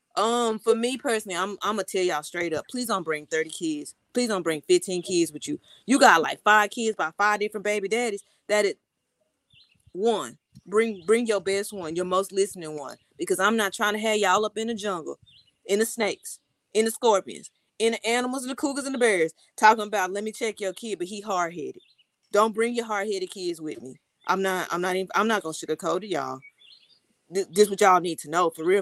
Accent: Texas, United States; moved away; I'm from Texas

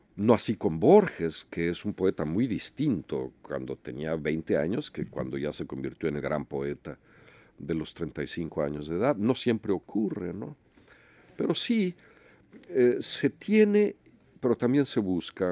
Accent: Mexico; los mexicanos que estamos de este lado de la frontera

